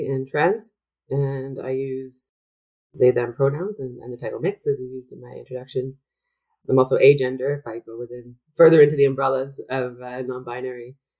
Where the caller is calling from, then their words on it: Vancouver, British Columbia, Canada; I should mention that I'm joining you from Vancouver, which is the unceded and traditional territory of the Coast Salish peoples.